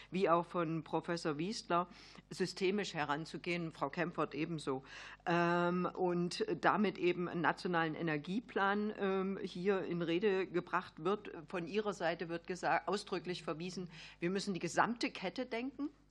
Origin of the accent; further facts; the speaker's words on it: Saxony-Anhalt, Germany; Also ich komme ja aus Sachsen-Anhalt, Solar Valley. Ich habe die Region fallen sehen nach der Wende.